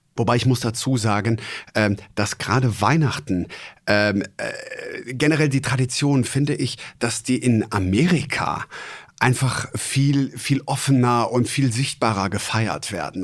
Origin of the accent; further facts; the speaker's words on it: Traben-Trarbach, Rhineland-Palatinate, Germany; moved away; also born or lived in Kreis Heinsberg; ich bin mit dem Karneval groß geworden. Jetzt nicht ja. in Hochburgen wie jetzt äh, Düsseldorf oder Köln, ähm, sondern eher auch im äh, Mosel-ländlichen Bereich. Ich ah. komme ja gebürtig aus Traben-Trabach